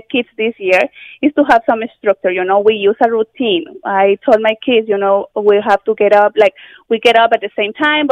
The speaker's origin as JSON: {"language": "English", "country": "Mexico", "also_born_or_lived": "London, Ontario, Canada", "moved": "as an adult", "lives_now": "Canada", "said": "I'm originally from Mexico. And when I came to Canada 16 years ago"}